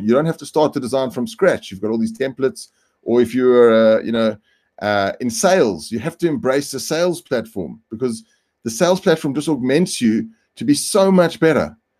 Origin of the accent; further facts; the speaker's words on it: South Africa; I come from South Africa and I work with Singularity University in South Africa.